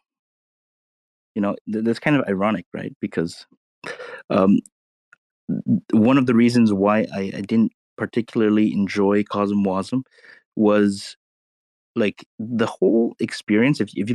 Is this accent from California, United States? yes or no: yes; Los Angeles, California, United States; grew up in California. You know, grew up around LA in the Asian enclave